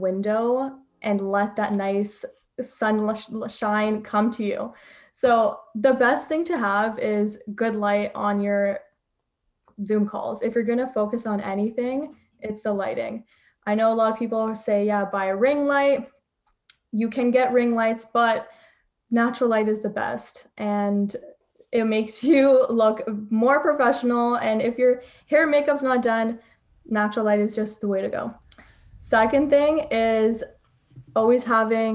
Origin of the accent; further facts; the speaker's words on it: Toronto, Ontario, Canada; I'm from Toronto